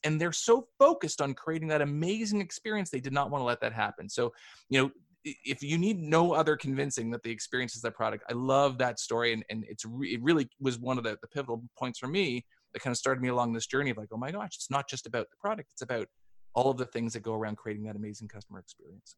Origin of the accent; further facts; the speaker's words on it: Canada; I'm Canadian and I grew up playing hockey